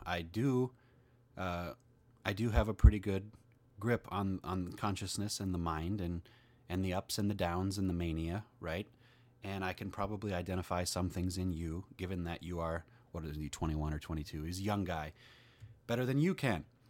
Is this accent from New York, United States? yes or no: no; Minnesota, United States; I'm from Minnesota. That's in the United States